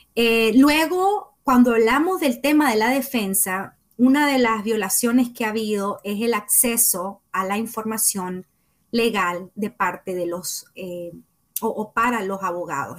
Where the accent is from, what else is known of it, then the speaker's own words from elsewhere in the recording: Nicaragua; comunicadora nicaragüense